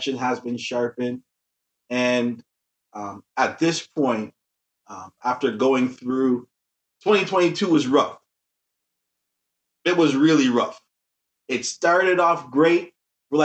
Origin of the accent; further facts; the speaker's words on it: Toronto, Ontario, Canada; I was born here in Toronto. My parents are from Jamaica.